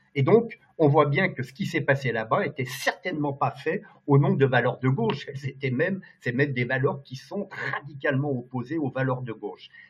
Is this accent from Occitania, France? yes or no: no; Lyon, Auvergne-Rhône-Alpes, France; je suis un gars de province, euh, je suis lyonnais d'origine, je suis un gars du Rhône